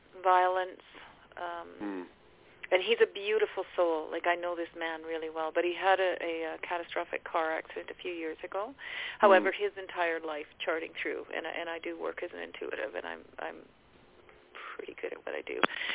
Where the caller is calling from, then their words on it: British Columbia, Canada; I'm calling from British Columbia in Canada.